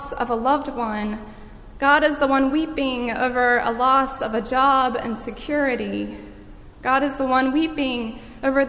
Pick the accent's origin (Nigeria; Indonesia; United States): United States; Boardman?, North Carolina; moved away; my hometown of Bowdies, North Carolina